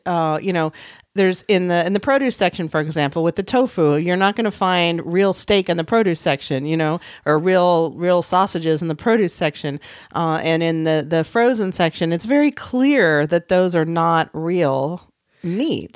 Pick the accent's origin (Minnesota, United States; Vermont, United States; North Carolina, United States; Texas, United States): Texas, United States; San Antonio; my hometown of San Antonio